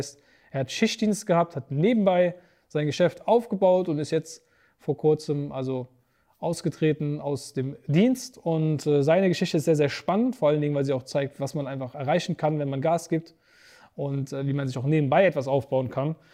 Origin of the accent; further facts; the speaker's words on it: Bottrop, North Rhine-Westphalia, Germany; Ich komme aus Bottrop im Ruhrgebiet.